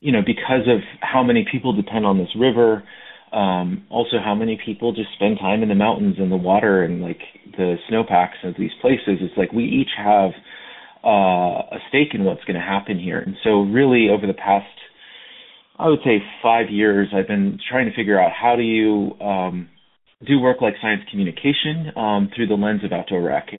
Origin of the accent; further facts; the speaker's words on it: United States; I'm originally from the Navajo Nation